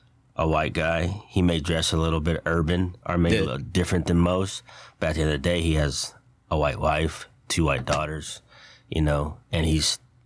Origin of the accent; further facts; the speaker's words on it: Silsbee, Texas, United States; I was raised up in Silsbee. That's probably, all his best friends are probably black. My best friends growing up are white.